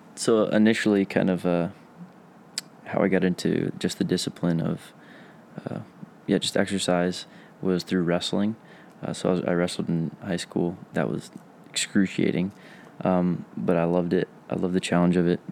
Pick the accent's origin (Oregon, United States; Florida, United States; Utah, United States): Florida, United States; Tampa; accent: southern drawl; moved away as an adult; now in Minnesota, United States; I'm from Tampa, Florida.